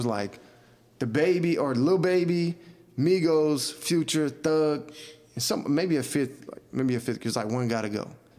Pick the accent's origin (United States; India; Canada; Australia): United States; Henry County, Metro Atlanta, Georgia; also born or lived in Riverdale, Georgia; I was born in Riverdale. Riverdale's not Atlanta. It's Metro Atlanta. Now, was I in Atlanta? Yeah. I grew up in Henry County. That's 30. Henry County and Gwinnett, Metro Atlanta.